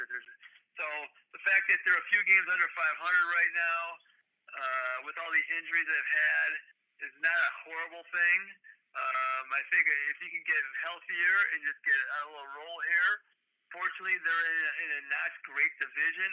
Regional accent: Chicago, Illinois, United States; I grew up on the Southside

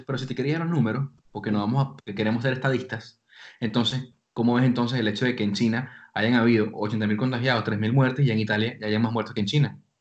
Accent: Venezuela; now in Spain; somos venezolanos los tres

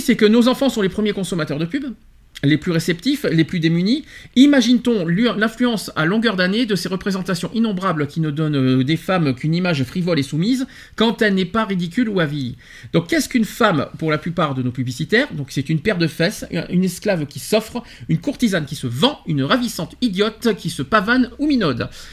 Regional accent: France; chez nous en France

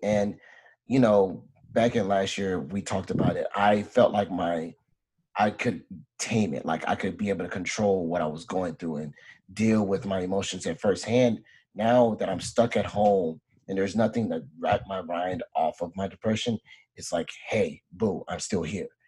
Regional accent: Beaumont, Texas, United States; born or raised there; moved away

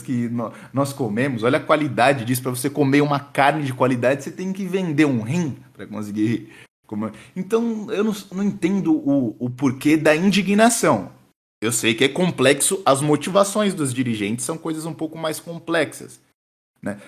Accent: Rio Grande do Sul, Brazil; Sou do Sul, mas não de. Sou do Rio Grande.

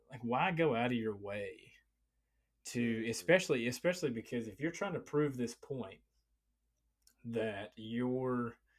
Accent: Appalachia, United States; I grew up in the Appalachian Mountains, bro.

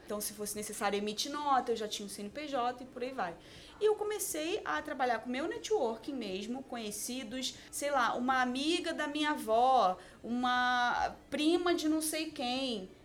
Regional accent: Niterói, Rio de Janeiro, Brazil; em Niterói, né? Que é uma cidade do Rio de Janeiro, então eu sou de lá.

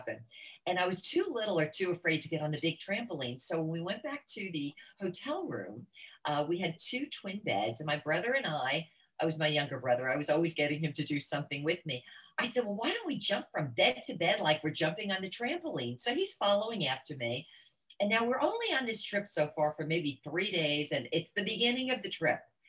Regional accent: New Jersey, United States; now in Florida, United States; I grew up in New Jersey

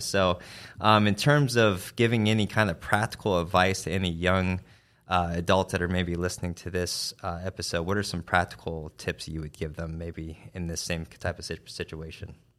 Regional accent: Arizona, United States; now in Kentucky, United States; I'm from Arizona

